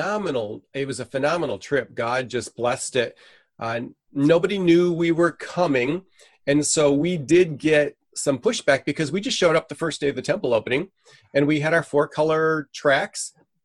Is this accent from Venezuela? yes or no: yes; Venezuela; now in United States; I'm a missionary kid. I grew up in Venezuela, South America, so I'm fluent in Spanish.